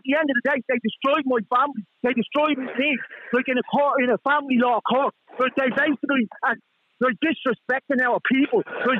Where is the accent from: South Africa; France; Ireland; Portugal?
Ireland; We are Irish citizens. We are born in Ireland. We weren't born elsewhere.